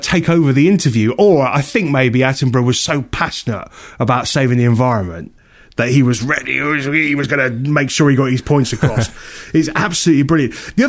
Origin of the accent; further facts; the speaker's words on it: England, United Kingdom; I think I grew up in a very, you know, we're very English.